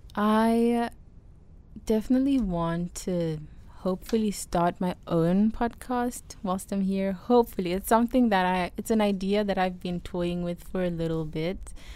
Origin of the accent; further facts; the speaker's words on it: South Africa; moved away as an adult; now in United States; I miss the maize from back home